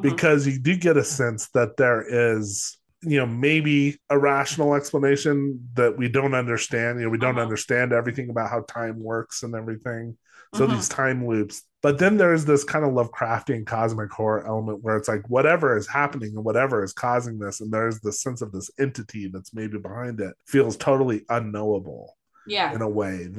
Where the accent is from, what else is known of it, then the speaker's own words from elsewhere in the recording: Los Alamos, New Mexico, United States; I grew up in Los Alamos